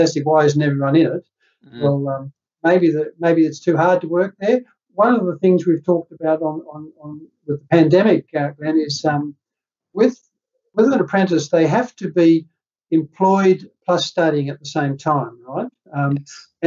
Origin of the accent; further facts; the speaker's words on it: Netherlands; now in New South Wales, Australia; I'm from Holland